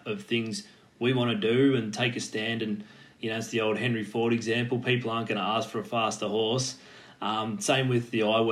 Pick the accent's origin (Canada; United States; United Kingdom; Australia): Australia; Torquay, Victoria; growing up in Torquay back down on the Surf Coast